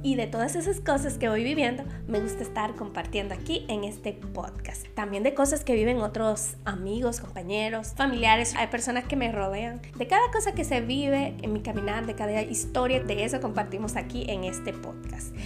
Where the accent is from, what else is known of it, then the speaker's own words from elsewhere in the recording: Dominican Republic; en mi país, en Santo Domingo